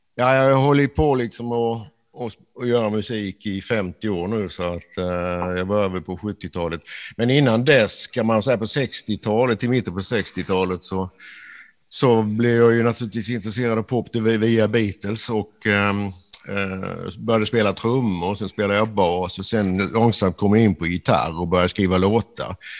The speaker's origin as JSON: {"language": "Swedish", "region": "a village in northern Skåne", "country": "Sweden", "tie": "born or raised there", "said": "i den här nordskånska byn där jag växte upp"}